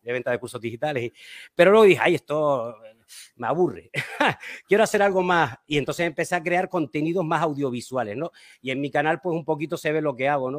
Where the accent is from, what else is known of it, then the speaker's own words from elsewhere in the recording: Canary Islands, Spain; yo soy de las Islas Canarias, en España